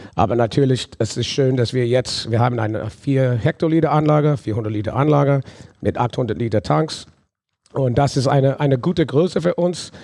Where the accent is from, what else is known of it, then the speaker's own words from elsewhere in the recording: New Orleans, Louisiana, United States; German is a second language; moved away as an adult; now in Germany; ich bin in New Orleans aufgewachsen, habe aber deutsche Wurzeln